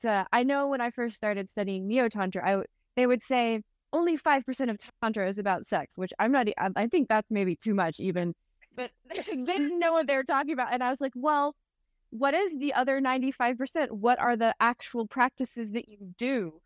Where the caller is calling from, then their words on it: Oakland, California, United States; So I am tuning in from Northern California, from the hills of Oakland.